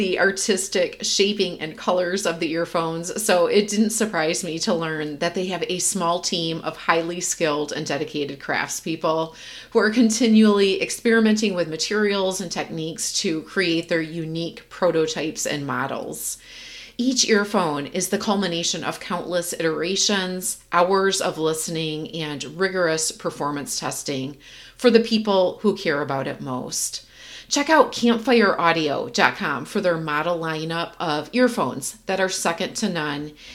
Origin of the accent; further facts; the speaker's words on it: Michigan, United States; moved away; I'm from Michigan and my family drives through the UP every year when we go back and visit family